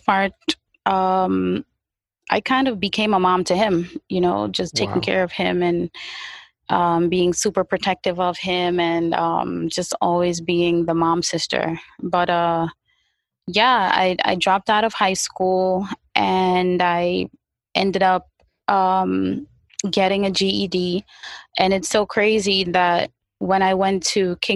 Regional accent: New York City, New York, United States; also born or lived in Far Rockaway; growing up in the 90s, meaning the 90s Brooklyn, East 96, East 95, those places

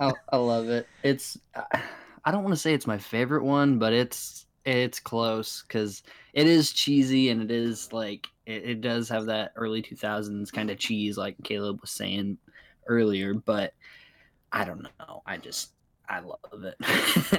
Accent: Arkansas, United States; I'm from Arkansas

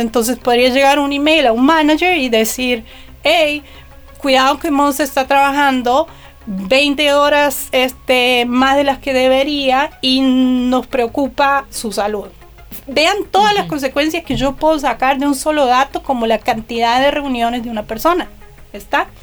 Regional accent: Argentina; born or raised there

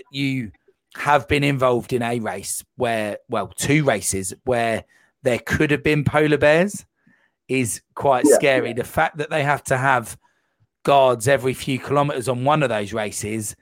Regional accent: United Kingdom; being a British citizen

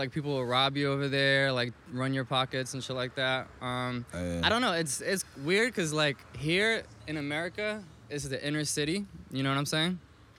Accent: New York, United States; also born or lived in Paris, France; I think I ended up getting more opportunities and shit growing up in New York and being exposed to more, like, opportunities and possibilities and shit.

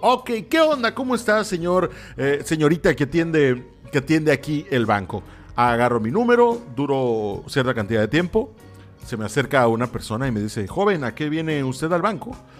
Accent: Mexico; Así somos los mexicanos

